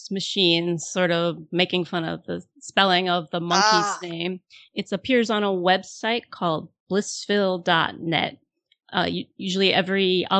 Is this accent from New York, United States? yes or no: yes; New York City, New York, United States; I'm a New Yorker.